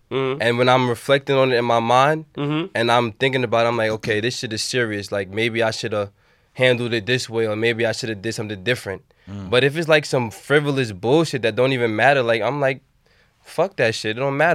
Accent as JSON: {"language": "English", "town": "Queens", "region": "New York", "country": "United States", "tie": "born or raised there", "said": "I grew up in Southside, Jamaica, Queens."}